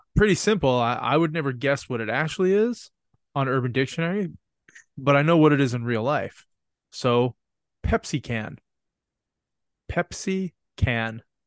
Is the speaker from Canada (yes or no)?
yes; Canada; I'm from Canada, so I don't, I don't notice the cold like you guys